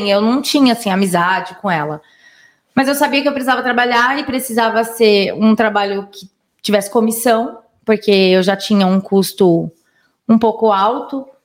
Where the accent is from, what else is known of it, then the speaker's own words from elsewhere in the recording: Minas Gerais, Brazil; also born or lived in Manaus / Vargem Grande; now in São Roque, Brazil; eu nasci em Manaus, né? Vivi em Minas, né? Durante a infância e vim para São Paulo, né? Para Vargem Grande.